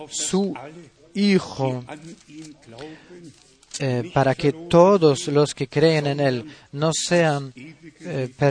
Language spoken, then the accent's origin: Spanish; Sheffield, Yorkshire and the Humber, United Kingdom; soy de Inglaterra, Sheffield y los saludo